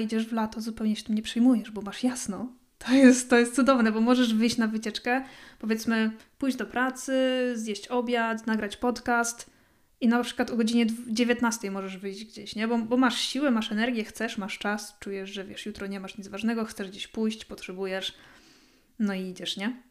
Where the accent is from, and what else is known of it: Poland; moved away as an adult; now in Sweden